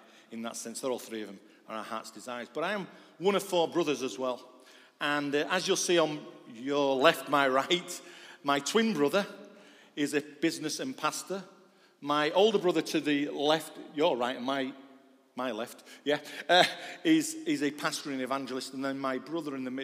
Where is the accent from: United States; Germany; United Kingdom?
United Kingdom; Manchester, North West England; moved away; also born or lived in Yorkshire; I'm a Mancunian. I was born in Manchester